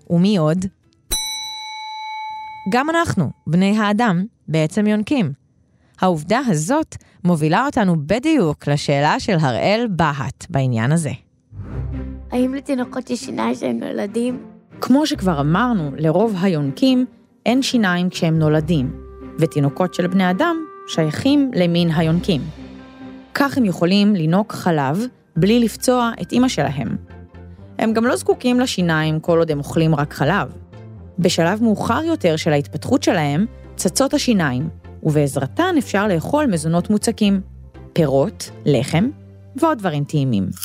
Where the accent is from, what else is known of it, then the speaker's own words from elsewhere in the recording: Ashkelon, Southern District, Israel; born there; now in Ashdod, Israel; אני בת שבע, ואני נולדתי באשקלון וגרה באשדוד.